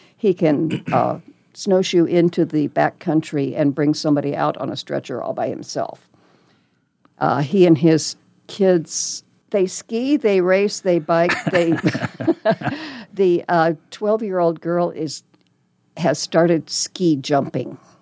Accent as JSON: {"language": "English", "town": "Lincoln", "region": "Nebraska", "country": "United States", "tie": "born or raised there", "also_born_or_lived": "Texas / Arizona / Colorado", "lives_now": "Omaha, United States", "said": "I was born and raised in Lincoln, So not very far away."}